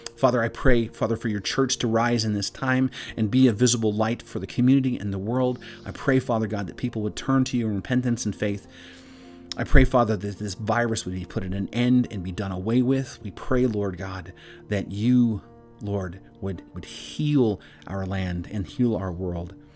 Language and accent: English; Pakistan; from Pakistan